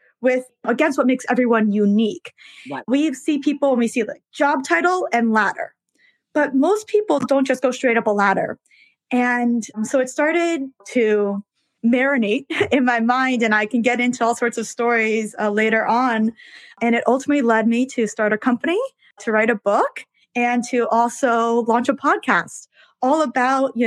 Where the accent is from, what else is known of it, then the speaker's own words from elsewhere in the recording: New York City, New York, United States; I was born and raised in New York, so I am one of those rare people who is a lifelong New Yorker in New York City.